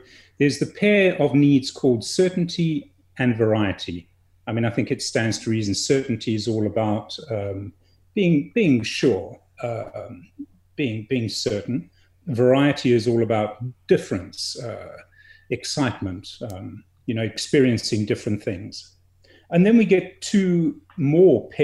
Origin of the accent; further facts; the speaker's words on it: South Africa; also born or lived in England; My family emigrated when I was a fairly young boy. I moved to a different country. I'm English born and, you know, now South African bred